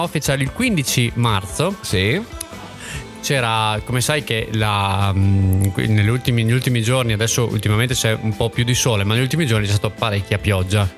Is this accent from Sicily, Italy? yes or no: no; Villafranca di Verona, Veneto, Italy; io sono di Villafranca di Verona